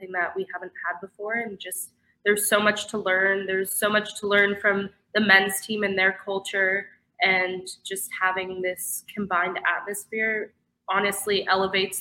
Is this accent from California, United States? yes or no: yes; Orange County, California, United States; I'm from Orange County. I swam on Irvine Nova